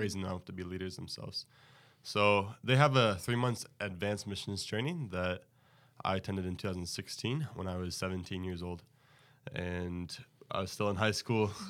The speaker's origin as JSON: {"language": "English", "region": "Texas", "country": "United States", "moved": "as an adult", "lives_now": "West Michigan, United States", "said": "I'm from Texas"}